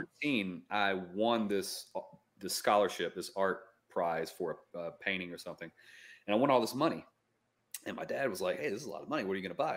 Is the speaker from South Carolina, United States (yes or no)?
yes; upstate South Carolina, United States; also born or lived in Florida; now in Asheville, United States; I'm actually from upstate South Carolina